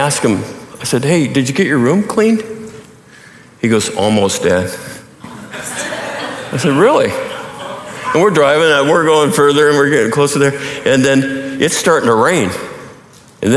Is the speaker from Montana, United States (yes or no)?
yes; Montana, United States; the culture I grew up in Montana